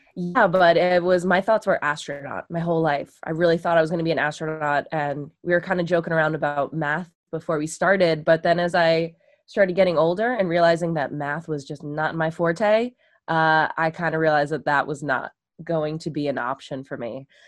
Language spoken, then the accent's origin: English; Long Island, New York, United States; I grew up on Long Island, so there's the beach and everything